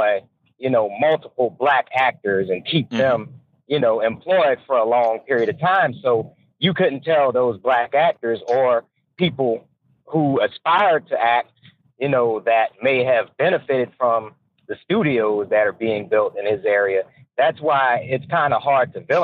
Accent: United States; being an American. Growing up in this country

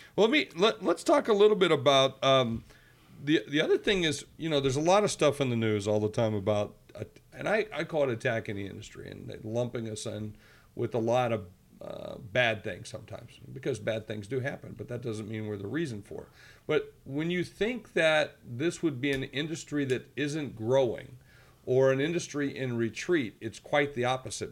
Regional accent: Georgia, United States; moved away; where I grew up down in Georgia

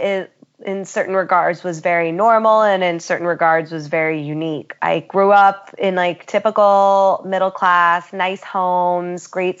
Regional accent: Philadelphia, Pennsylvania, United States; also born or lived in Syracuse, New York / Ohio / Colorado / England; I was born in Syracuse, New York, mostly raised outside of Philadelphia, and we kept boomeranging back to Philadelphia, but also lived in Ohio and Colorado and England and Seattle and North Carolina.

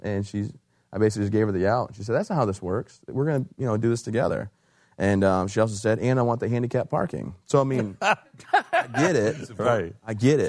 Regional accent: Michigan, United States; moved away as an adult; also born or lived in Fort Bragg, North Carolina; I'm from Michigan originally

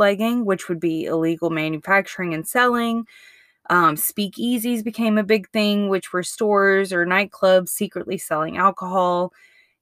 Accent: Mississippi, United States; moved away as an adult; now in Mobile, United States; I grew up in Mississippi.

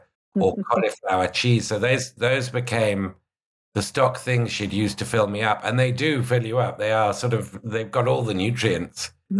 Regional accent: United Kingdom; because I'm British

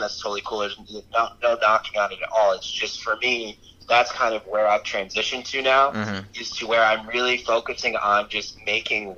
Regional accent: Albany, New York, United States; moved away as an adult; also born or lived in Los Angeles; I'm from Albany area

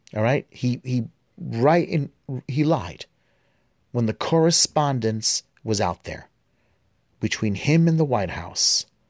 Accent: New York City, New York, United States; I grew up in the New York City education system

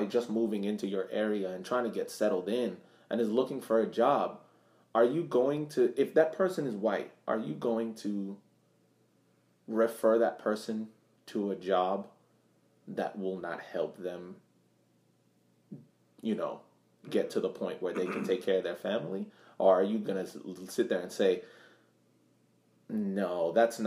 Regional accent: Massachusetts, United States; growing up in Massachusetts, my next door neighbor was a detective

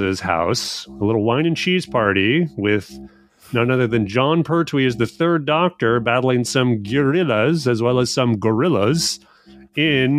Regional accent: Edmonton, Alberta, Canada; I am also from Edmonton

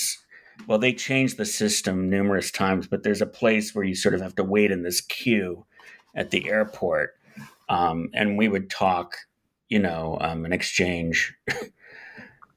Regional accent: United States; as an American

